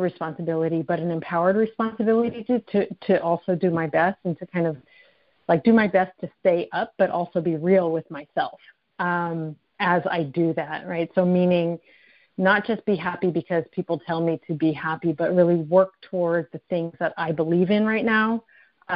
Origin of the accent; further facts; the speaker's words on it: United States; I'm Japanese American, and I'm fourth generation in the Japanese American community